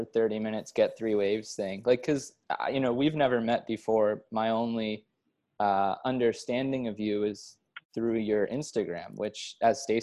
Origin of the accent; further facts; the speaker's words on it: East Coast, United States; also born or lived in California; now in Australia; I lived in California for 6 years prior to moving here. And then before that, I was from the East Coast.